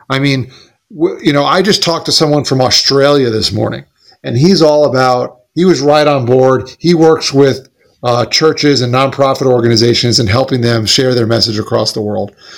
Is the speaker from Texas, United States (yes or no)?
no; Smithtown, New York, United States; I was born in St. John's Hospital in Smithtown, New York